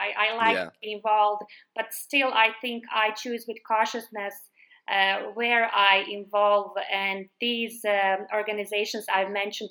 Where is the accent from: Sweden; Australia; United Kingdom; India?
Sweden; moved away as an adult; also born or lived in Stockholm, Sweden; now in Sarajevo, Bosnia and Herzegovina; I see the benefit of growing up in Sweden.